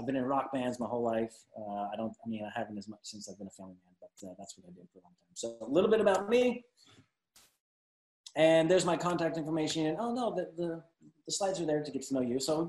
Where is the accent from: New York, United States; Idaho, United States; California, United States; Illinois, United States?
California, United States; Glendale; also born or lived in Salt Lake City, Utah; now in Dallas-Fort Worth, United States; I'm from Glendale, California originally